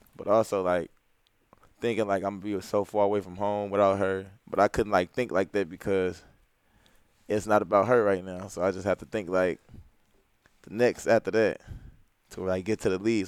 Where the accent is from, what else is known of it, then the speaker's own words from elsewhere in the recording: St. Louis, Missouri, United States; growing up in St. Louis, like not too many people like make it out far